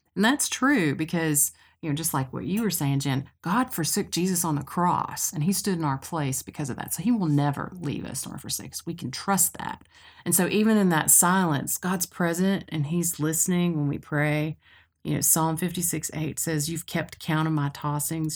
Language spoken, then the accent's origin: English; Cookeville, Tennessee, United States; moved away as an adult; now in Knoxville, United States; I grew up in Cookville in Middle Tennessee, and I came to Knoxville to go to school at U T